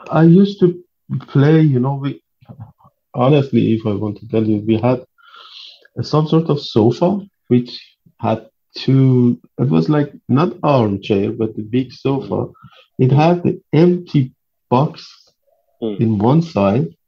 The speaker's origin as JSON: {"language": "English", "town": "Tehran", "region": "Tehran Province", "country": "Iran", "tie": "born or raised there", "second_language": "English", "moved": "yes", "said": "I was born in Tehran in October 1st, 1975."}